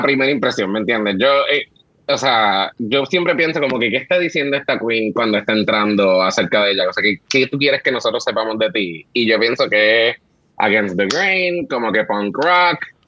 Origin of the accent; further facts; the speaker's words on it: Puerto Rico; los boricuas somos así